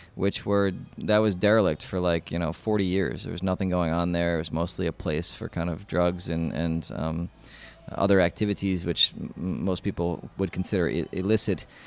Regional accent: New York City, New York, United States; moved away as an adult; now in Prague, Czech Republic; I'm from New York City

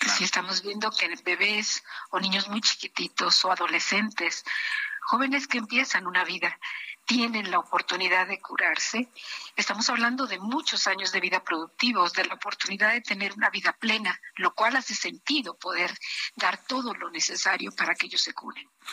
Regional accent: Mexico; como mexicana, como persona, como mujer, como médico

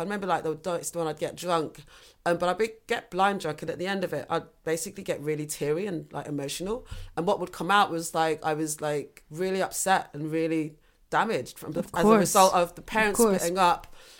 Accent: London, United Kingdom; moved away as an adult; also born or lived in Uganda / Fiji; we were living in North London, and then parents moved to Battersea and eventually ended up in Balham.

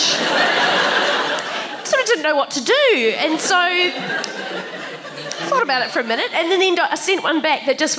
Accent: New Zealand; now in Australia; as a New Zealander, I've married an Australian

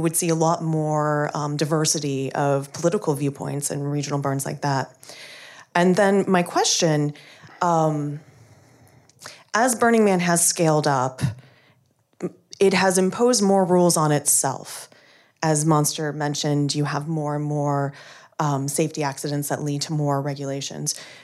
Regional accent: the Midwest, rural Missouri, United States; now in Washington, DC, United States; here in DC, but I'm from the Midwest, so like rural Missouri

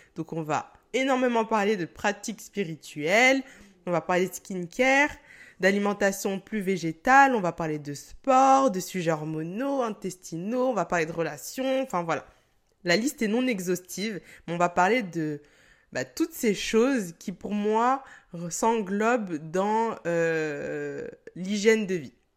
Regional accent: Cameroon; je suis camerounaise

